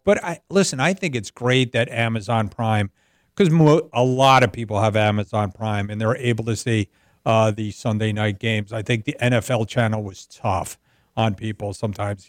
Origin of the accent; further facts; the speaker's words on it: New Jersey, United States; I'm from the Northeast. I'm from New Jersey.